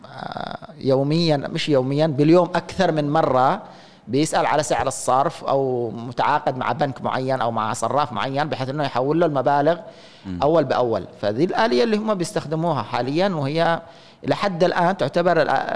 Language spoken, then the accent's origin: Arabic; Yemen; احنا عندنا في اليمن